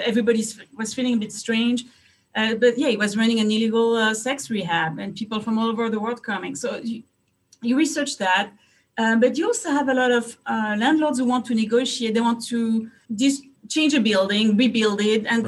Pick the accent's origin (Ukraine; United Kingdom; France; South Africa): France; moved away as an adult; also born or lived in Hungary; now in United States; I'm from France. I was uh, born and raised in France